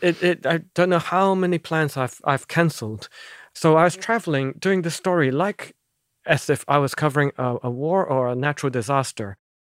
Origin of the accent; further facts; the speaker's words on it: Hong Kong; now in Brussels, Belgium; Because I'm from Hong Kong, I do have a, a Chinese passport.